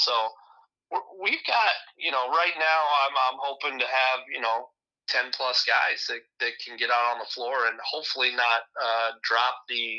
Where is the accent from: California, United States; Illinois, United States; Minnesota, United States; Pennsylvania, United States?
Illinois, United States; Dallas City; now in Iowa, United States; I grew up in Dallas City. Yep, my brother and my sister and I all played there.